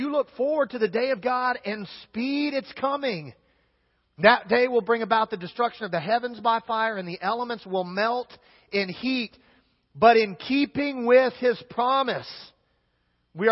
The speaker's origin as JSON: {"language": "English", "region": "Kansas", "country": "United States", "said": "I'm from Kansas"}